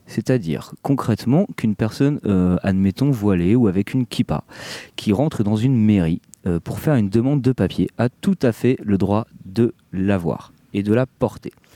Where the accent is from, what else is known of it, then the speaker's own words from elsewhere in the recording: France; chez nous en France